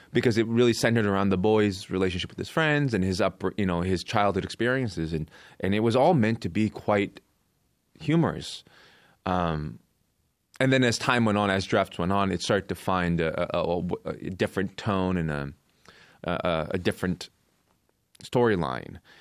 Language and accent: English; Coquitlam, British Columbia, Canada; also born or lived in South Korea / Vancouver Island; I moved to Canada, I moved to Vancouver Island when I was eight from Korea. And then in my teens, I grew up in Coquitlam, B C